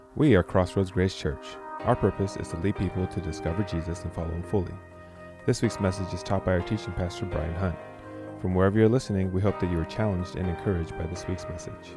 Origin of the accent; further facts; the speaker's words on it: Rapid City, South Dakota, United States; moved away as an adult; also born or lived in Chicago; I'm from Rapid City, South Dakota, which is known for Mount Rushmore, and that's about it